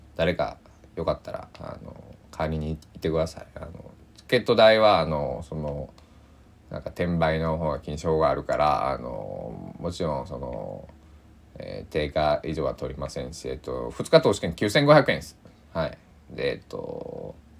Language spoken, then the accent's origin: Japanese; Susaki, Kochi, Japan; 須崎の僕の地元